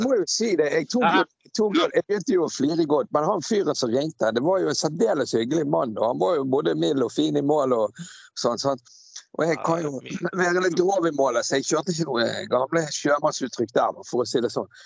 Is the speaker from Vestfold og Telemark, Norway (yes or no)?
no; Bergen, Vestland, Norway; moved away as an adult; now in Askøy, Norway; jeg kommer fra Laksevåg